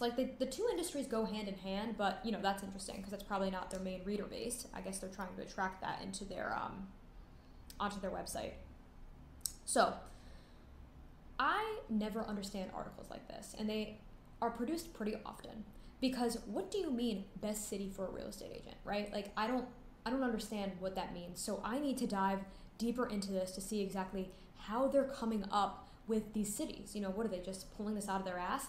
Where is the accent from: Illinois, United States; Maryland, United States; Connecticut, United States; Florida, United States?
Connecticut, United States; I grew up in Connecticut